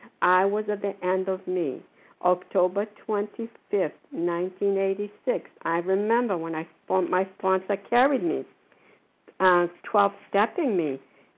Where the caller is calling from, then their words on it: Port Charlotte, Florida, United States; I'm calling from Port Charlotte, Florida. I forget where I am. We have here for the winter.